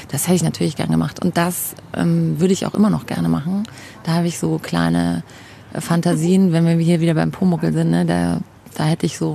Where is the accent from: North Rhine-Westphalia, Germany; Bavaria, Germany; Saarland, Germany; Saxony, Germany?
Bavaria, Germany; Munich; born there; moved away; Ja, ich bin in München geboren, genau, war dann ähm, längere Zeit auch weg aus München ähm, und dann hat es mich wieder her verschlagen